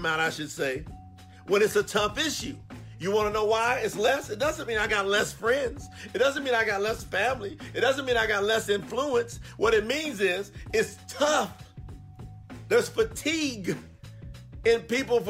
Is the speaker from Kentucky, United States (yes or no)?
yes; Kentucky, United States; I'm from Kentucky. Grew up right next to a railroad track